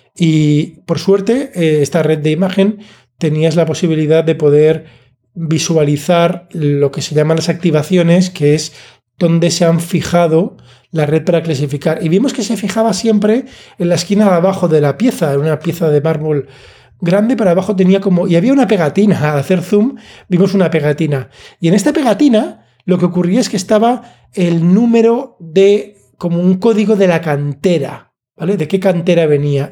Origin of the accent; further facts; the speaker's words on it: Alicante, Valencian Community, Spain; yo soy de Alicante